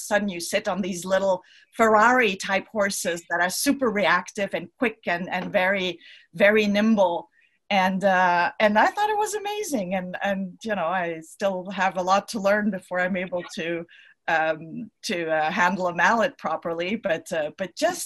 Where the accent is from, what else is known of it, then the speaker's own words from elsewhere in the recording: Switzerland; I'm from Switzerland myself